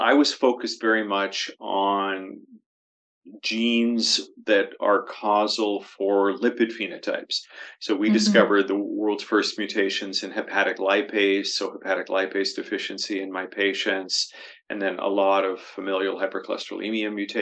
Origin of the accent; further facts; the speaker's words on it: Toronto, Ontario, Canada; moved away as an adult; now in London, Canada; Toronto was my hometown